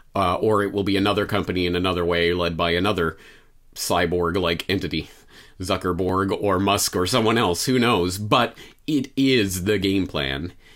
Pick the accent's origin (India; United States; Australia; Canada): Canada; moved away; as a Canadian citizen